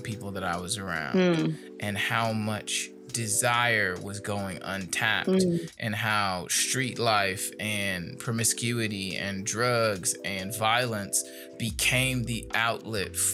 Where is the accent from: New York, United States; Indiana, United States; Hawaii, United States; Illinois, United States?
Indiana, United States; Gary; I grew up in Gary, Indiana